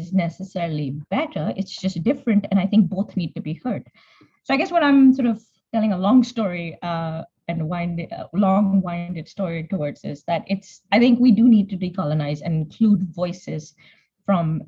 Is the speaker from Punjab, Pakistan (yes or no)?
yes; Punjab, Pakistan; moved away as an adult; also born or lived in England; now in United Kingdom; So I grew up in Pakistan. The first time I came to England was for my master's